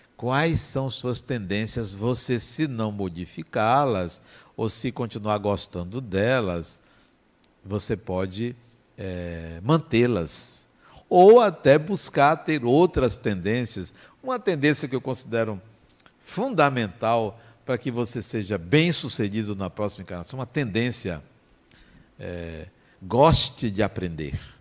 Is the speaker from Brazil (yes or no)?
yes; interior of Bahia, Brazil; eu nasci na Bahia, nasci no interior da Bahia